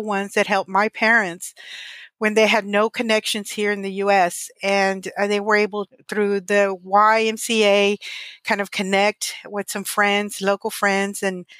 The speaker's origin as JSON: {"language": "English", "town": "Monterrey", "region": "Nuevo León", "country": "Mexico", "tie": "born there", "said": "I was born in Monterrey, Nuevo León, Mexico."}